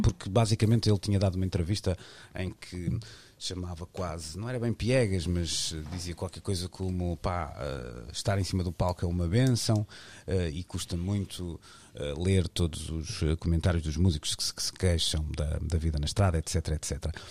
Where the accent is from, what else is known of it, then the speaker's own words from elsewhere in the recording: Arcozelo, Portugal; vou utilizar o sítio onde nasci, porque vivo muito bem com isso e com muito orgulho